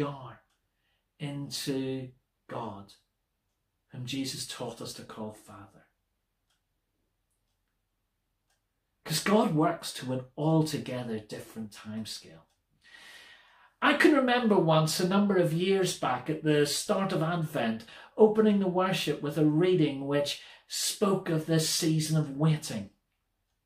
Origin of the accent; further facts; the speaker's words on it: Belfast, Northern Ireland, United Kingdom; Growing up in Belfast, I was surrounded by any number of churches